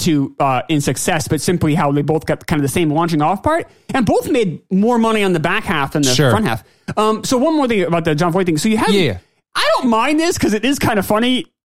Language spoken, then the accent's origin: English; New York City, New York, United States; I'm from Queens.